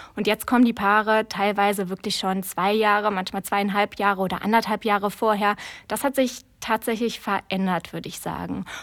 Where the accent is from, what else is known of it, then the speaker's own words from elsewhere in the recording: Trier, Rhineland-Palatinate, Germany; also born or lived in Konz; Also ich bin äh, tatsächlich äh, in Trier groß geworden, beziehungsweise in Trier geboren.